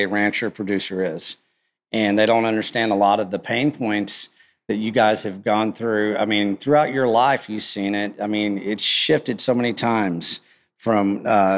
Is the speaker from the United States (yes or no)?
yes; West Texas, United States; I grew up in West Texas